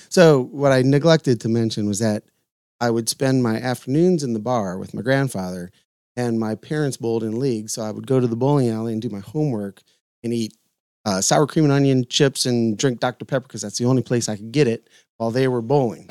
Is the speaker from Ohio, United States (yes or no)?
yes; Lorain, Ohio, United States; moved away; also born or lived in Red Lion, Pennsylvania; a bar that I grew up in in Lorraine, Ohio. Um, maybe a mile and a half from my house